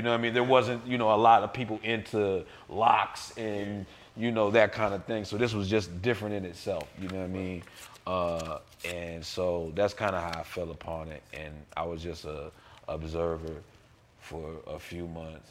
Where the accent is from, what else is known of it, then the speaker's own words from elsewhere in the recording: Peru, Indiana, United States; I'm originally from Peru, Indiana, a little small ah. town